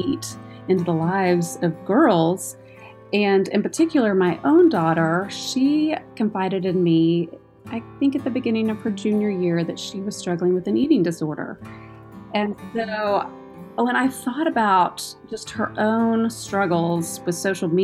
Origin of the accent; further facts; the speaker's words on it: Houston, Texas, United States; moved away as an adult; now in Oklahoma, United States; I grew up in Houston, Texas. I was a Texan my whole life until I moved to Oklahoma about 8 years ago